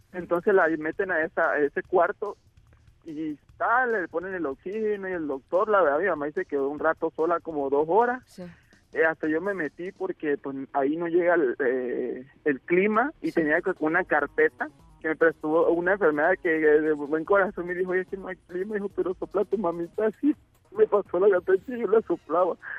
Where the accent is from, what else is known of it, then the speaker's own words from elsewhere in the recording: Tabasco, Mexico; somos tabasqueños